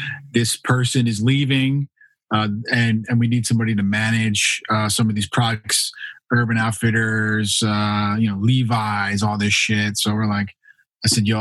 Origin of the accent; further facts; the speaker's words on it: New Jersey, United States; moved away; also born or lived in New York; I am originally from New Jersey